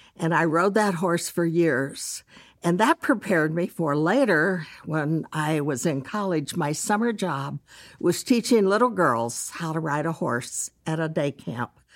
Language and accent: English; Dallas, Texas, United States; I grew up in Dallas